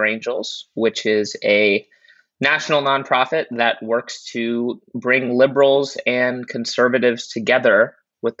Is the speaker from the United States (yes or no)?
yes; New York City, New York, United States; also born or lived in Durham, North Carolina; I grew up in Uptown Manhattan